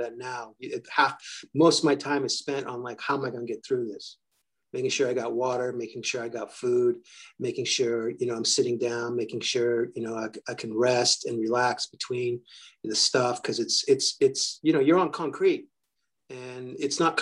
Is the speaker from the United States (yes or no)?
yes; New York, United States; I'm from New York